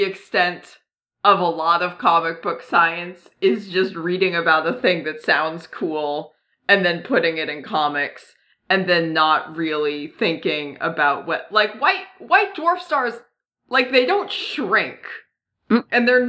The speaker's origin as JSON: {"language": "English", "region": "New England", "country": "United States", "said": "I'm from New England"}